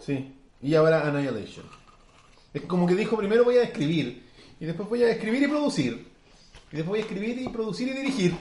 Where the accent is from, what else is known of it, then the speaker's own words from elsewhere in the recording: Chile; como nosotros chilenos hablamos